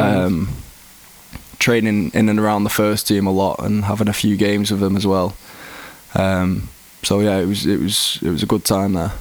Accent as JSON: {"language": "English", "area": "Greater Manchester", "region": "North West England", "country": "United Kingdom", "tie": "born or raised there", "said": "I grew up in England. I've always been in England"}